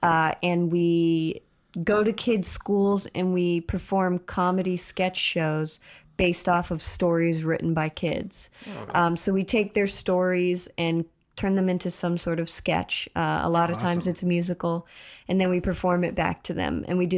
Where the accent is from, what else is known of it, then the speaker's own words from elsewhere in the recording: Boston, Massachusetts, United States; also born or lived in Florida; Florida. I'm Boston and then Florida and then here.